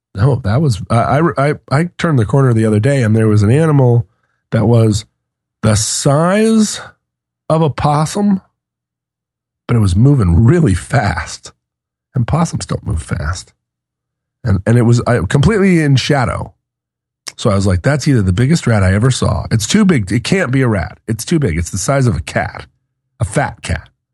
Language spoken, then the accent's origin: English; Alaska, United States; moved away; also born or lived in Seattle, Washington; I grew up in Washington and Alaska, somewhat, somewhat equally. I went through first through fourth grade, kindergarten through fourth grade in Seattle, and fifth through twelfth in Alaska